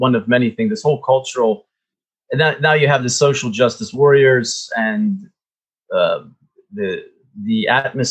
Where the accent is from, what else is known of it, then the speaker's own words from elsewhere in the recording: United States; moved away as an adult; now in Moscow, Russia; I'm an American